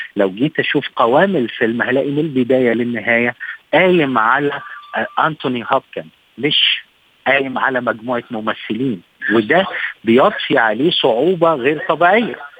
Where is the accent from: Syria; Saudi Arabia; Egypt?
Egypt; عندنا في مصر